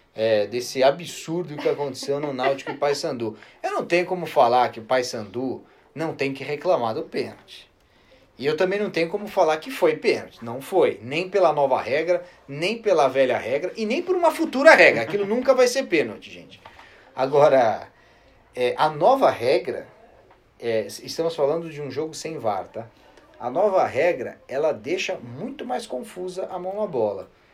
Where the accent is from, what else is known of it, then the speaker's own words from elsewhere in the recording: São Paulo, Brazil; Juventus da Moca, né? Lugar onde eu nasci